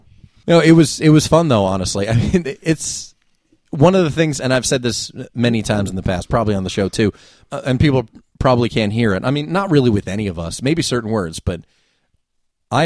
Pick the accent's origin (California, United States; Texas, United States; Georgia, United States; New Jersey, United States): New Jersey, United States; Which I always hesitate to say I'm from the Jersey Shore